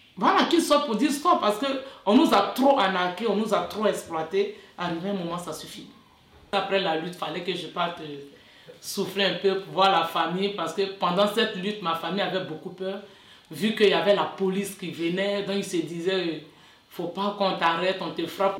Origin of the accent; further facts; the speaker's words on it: Côte d’Ivoire; moved away as an adult; now in France; je viens de la Côte d'Ivoire, euh, je suis française aussi